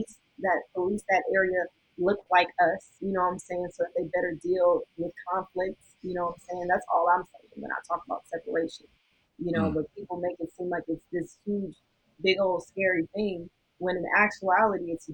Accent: United States; also born or lived in Los Angeles; as an American

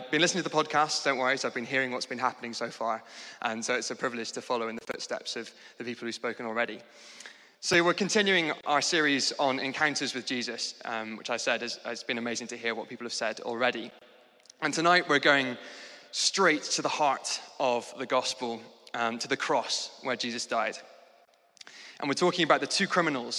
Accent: Scotland, United Kingdom; moved away as an adult; now in London, United Kingdom; I moved to London from Scotland, which is where I grew up

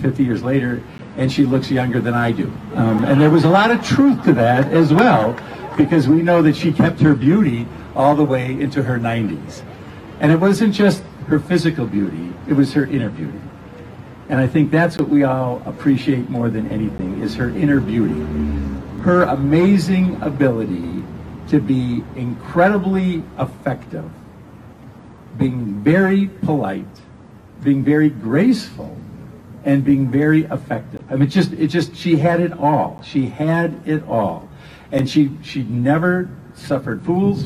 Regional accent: Milwaukee, Wisconsin, United States; I grew up here in Milwaukee on the west side

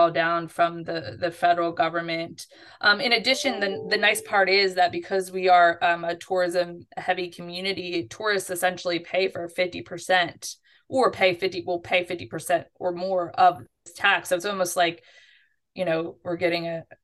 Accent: Philadelphia, Pennsylvania, United States; now in Orlando, United States; I grew up in Philadelphia and I didn't have a car till I was in my early 20s

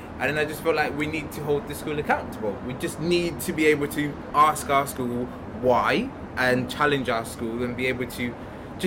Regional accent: Wales, United Kingdom; I grew up in Wells. I was brought up in Wells.

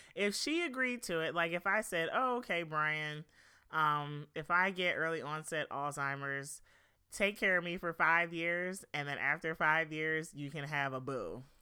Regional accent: Philadelphia, Pennsylvania, United States; moved away as an adult; now in Los Angeles, United States; I'm from Philadelphia, um, the Philadelphia area

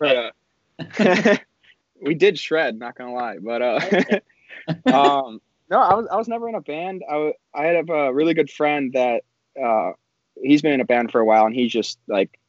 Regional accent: La Grange Highlands, Illinois, United States; I was born in LaGrange Hospital, and then I spent most of my life growing up in LaGrange Highlands.

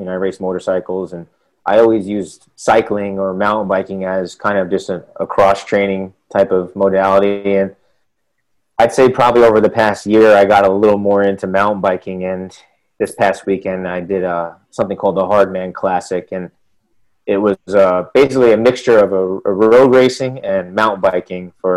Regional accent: Long Island, New York, United States; I'm originally from Long Island, New York. So Columbia is in the city. It's an hour and a half away from my parents and where I grew up.

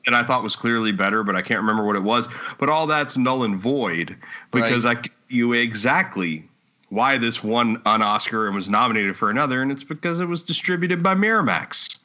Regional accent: Texas, United States; I enjoy where I'm from. I enjoy yeah. being from Texas

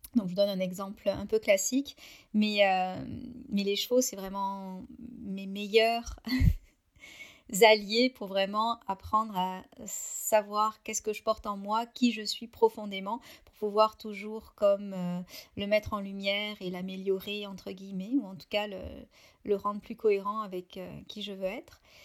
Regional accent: France; moved away as an adult; now in Canada

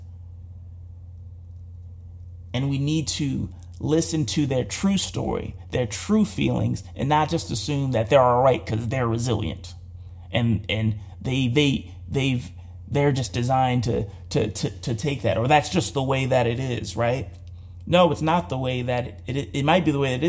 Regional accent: United States; as an American

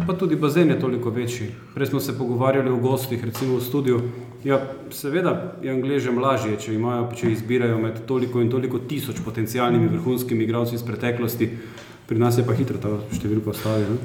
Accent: Maribor, Drava, Slovenia; jaz sem iz Maribora, tukaj sem odraščal

